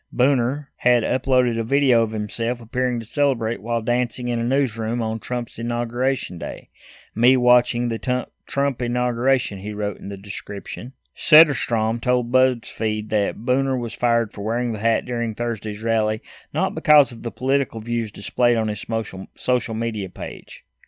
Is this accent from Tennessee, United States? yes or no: yes; Tennessee, United States; I'm from Tennessee